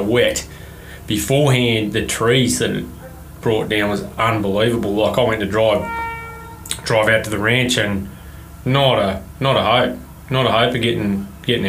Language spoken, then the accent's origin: English; Oberon, New South Wales, Australia; I'm from Oberon in New South Wales.